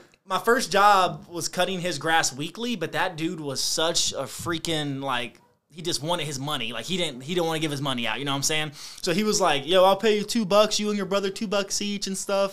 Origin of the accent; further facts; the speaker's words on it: Lawrenceville, Virginia, United States; also born or lived in Roanoke, Virginia; I grew up in Brunswick County, Virginia